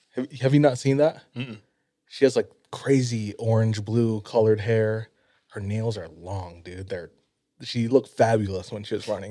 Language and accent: English; Hawaii, United States; moved away; growing up in Hawaii